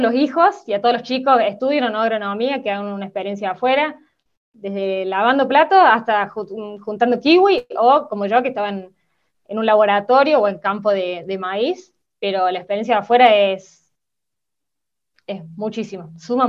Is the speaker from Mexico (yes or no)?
no; Córdoba, Argentina; yo soy nacida en Córdoba ciudad, pero papá se pasó toda mi infancia eh, trabajando en el campo